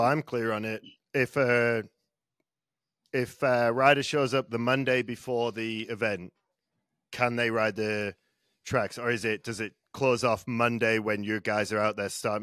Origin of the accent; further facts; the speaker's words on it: England, United Kingdom; I'm English.